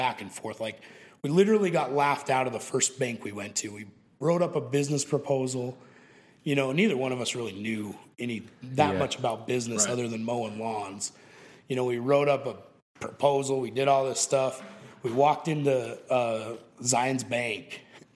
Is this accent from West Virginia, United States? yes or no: no; Moab, Utah, United States; I grew up in Moab, and I don't know if you've ever heard of it, but it's a kind of a special place down in Utah